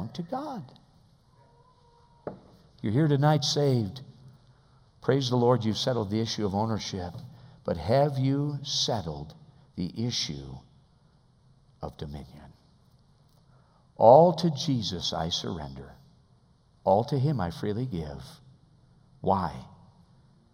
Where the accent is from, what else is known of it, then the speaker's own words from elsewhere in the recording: United States; as American believers